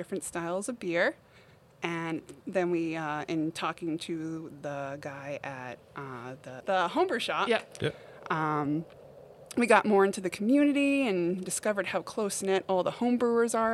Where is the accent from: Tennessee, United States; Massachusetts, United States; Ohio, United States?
Massachusetts, United States; Eastern; moved away as an adult; also born or lived in Amherst, Massachusetts / Hadley, Massachusetts; now in Palmer, United States; I'm originally from Eastern Mass.